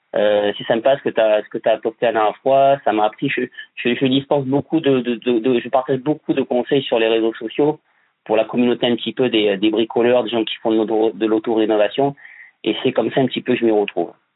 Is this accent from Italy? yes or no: no; Bordeaux, Nouvelle-Aquitaine, France; je vis sur Bordeaux je suis né à Bordeaux aussi